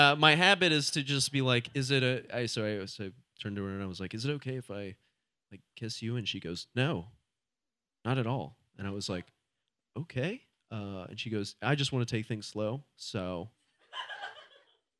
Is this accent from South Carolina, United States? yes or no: no; Ohio, United States; now in Portland, United States; I'm from Ohio originally